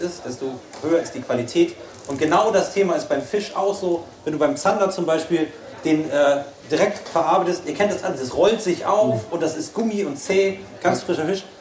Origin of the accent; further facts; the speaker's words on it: Schleswig-Holstein, Germany; Ich komme aus Schleswig-Holstein und äh, lebe zwischen Elbe und den Meeren, sage ich immer